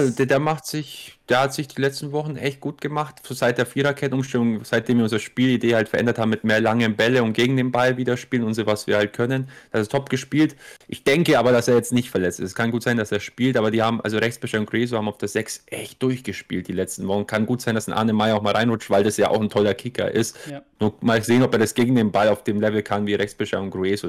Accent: Augsburg, Bavaria, Germany; weil du einfach Augsburger selber bist

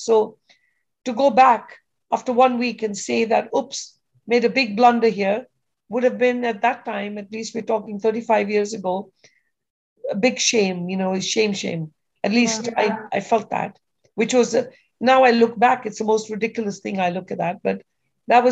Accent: Kenya; moved away as an adult; now in United States; I grew up in Kenya in Africa.

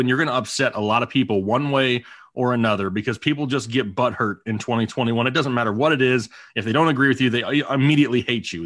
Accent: Arizona, United States; I grew up in Arizona

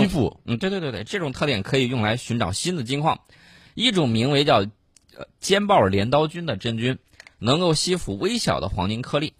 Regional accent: Yellow River Flooded Area, China; 当年在黄泛区盐碱地特别多 ，我老家那个地方，就特别多的盐碱啊

